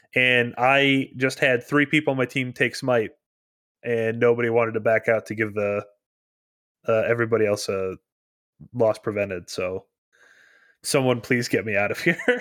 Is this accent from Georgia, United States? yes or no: no; Minnesota, United States; I'm a Minnesotan